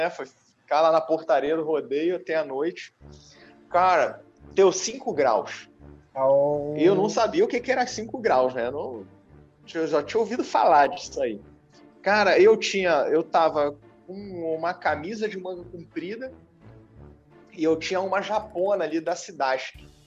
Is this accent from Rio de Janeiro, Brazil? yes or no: yes; Rio de Janeiro, Brazil; eu sou carioca, né? E aí fui fui morar em Santa Catarina de repente, né?